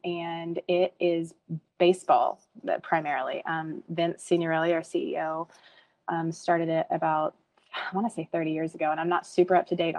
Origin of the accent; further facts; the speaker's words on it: Hot Springs, Arkansas, United States; also born or lived in Mississippi; I am from Hot Springs, Arkansas, and that is where Vulcan is based out of.